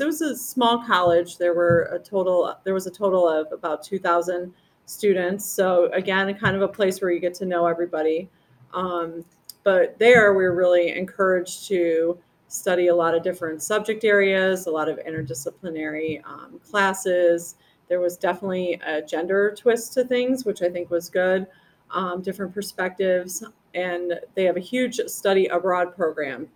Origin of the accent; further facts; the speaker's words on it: about 30 miles south of Buffalo, upstate New York, United States; moved away; It was about 30 miles south of Buffalo.